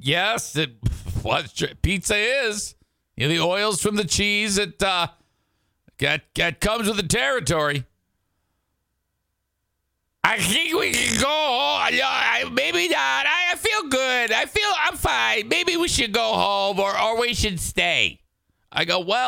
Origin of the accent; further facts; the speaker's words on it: Detroit, Michigan, United States; now in West Michigan, United States; I grew up in Detroit